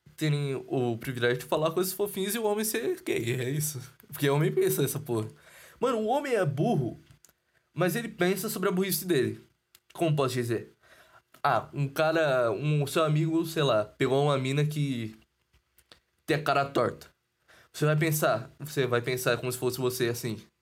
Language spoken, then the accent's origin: Portuguese; São Paulo, Brazil; eu sou de São Paulo